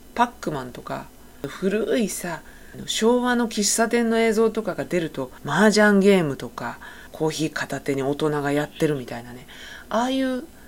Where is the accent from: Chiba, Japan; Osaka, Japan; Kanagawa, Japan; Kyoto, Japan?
Chiba, Japan; 私、千葉県出身なので、